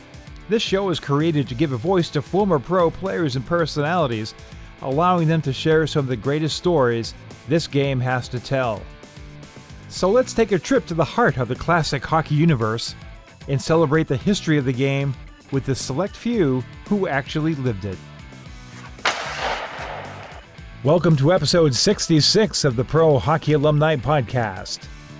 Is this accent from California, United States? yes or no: no; Boston, Massachusetts, United States; also born or lived in Worcester; as a young man, I grew up in the Boston area.